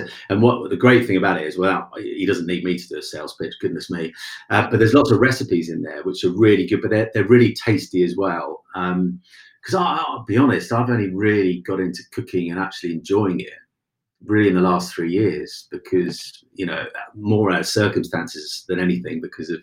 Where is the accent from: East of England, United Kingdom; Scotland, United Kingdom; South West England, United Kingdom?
East of England, United Kingdom; Cromer; Cromer in Norfolk, my hometown